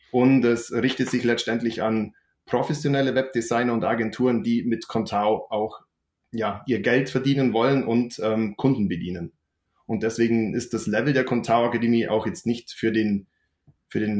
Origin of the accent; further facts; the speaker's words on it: Bavaria, Germany; accent: Allgäu dialect; Ich komme hier aus dem Allgäu. Man hört sicher auch an meinem Dialekt.